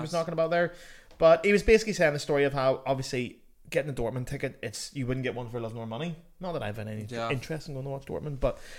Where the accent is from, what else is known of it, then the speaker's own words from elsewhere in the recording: Northern Ireland, United Kingdom; moved away as an adult; also born or lived in Cardiff; Growing up in Northern Ireland, you have no Chelsea mates.